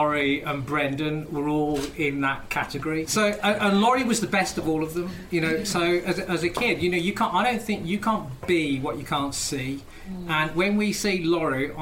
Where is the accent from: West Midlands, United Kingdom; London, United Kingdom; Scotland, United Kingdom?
West Midlands, United Kingdom; Wolverhampton; I'm from Wolverhampton, and he was my local MP. And the amount of times that I was a kid at school